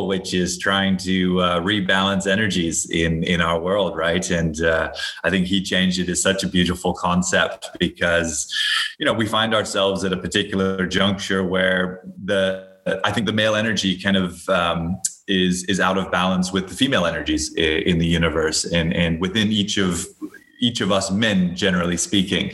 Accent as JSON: {"language": "English", "region": "Hawaii", "country": "United States", "tie": "born or raised there", "said": "I grew up in Hawaii."}